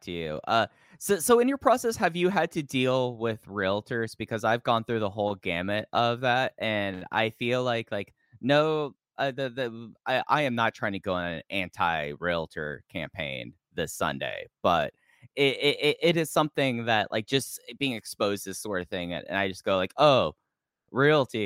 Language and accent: English; Fort Worth, Texas, United States; moved away as an adult; also born or lived in Appalachian foothills; I moved back to my hometown of Fort Worth, Texas in 2023.